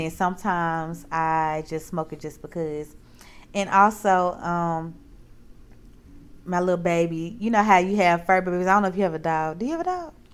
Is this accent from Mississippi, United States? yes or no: yes; Mississippi, United States; now in Texas, United States; I am from Mississippi.